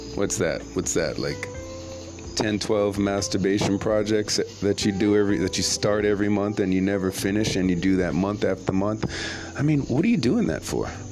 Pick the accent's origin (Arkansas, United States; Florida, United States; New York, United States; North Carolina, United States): New York, United States; New York City; moved away; also born or lived in Jamaica / Toms River, New Jersey; I'm from Brooklyn. I'm from Brooklyn, guys. from Brooklyn, NYC. I'm from New York where this hip hop thing started